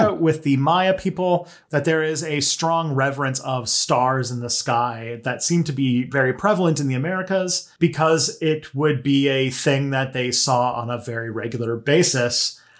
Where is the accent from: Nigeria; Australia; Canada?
Canada; I am a Canadian